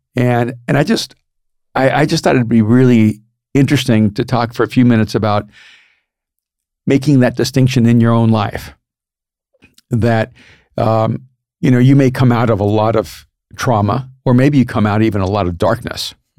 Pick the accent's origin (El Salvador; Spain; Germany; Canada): El Salvador; moved away; I'm from El Salvador